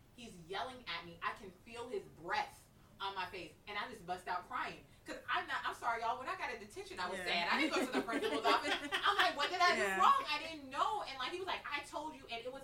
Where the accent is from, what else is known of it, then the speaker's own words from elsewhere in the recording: Dallas, Texas, United States; now in Baton Rouge, United States; I'm from Dallas. I live in Baton Rouge